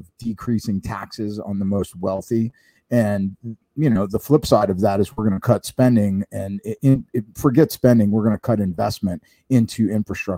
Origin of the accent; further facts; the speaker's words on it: Florida, United States; now in Orange County, California, United States; I'm from Florida